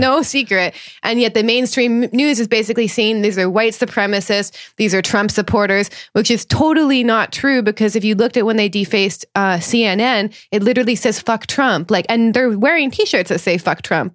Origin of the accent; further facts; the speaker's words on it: Thunder Bay, Ontario, Canada; I grew up in a town which is infamous in Canada, 'cause called Thunder Bay, Ontario